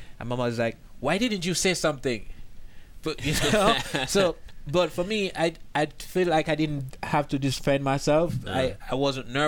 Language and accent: English; Jamaica; moved away as an adult; now in United States; I'm originally from Jamaica